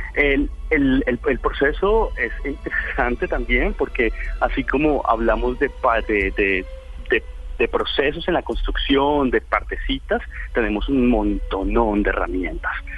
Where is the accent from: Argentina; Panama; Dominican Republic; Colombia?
Colombia